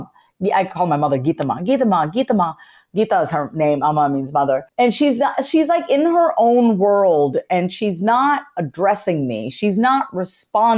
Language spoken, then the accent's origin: English; Long Island, New York, United States; I was raised on Long Island, New York, in a first generation. I'm a first generation Indian immigrant, which means my parents came here from India in the 70s, and I was born in New York